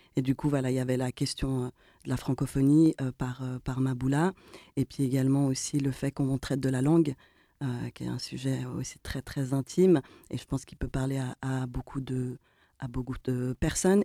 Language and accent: French; Geneva, Switzerland; on est des trentenaires avec d'origines diverses et variées, mais surtout le point commun, c'est que on est de Genève